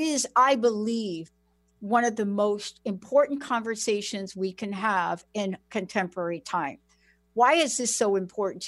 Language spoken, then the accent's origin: English; East Coast, United States; growing up on the East Coast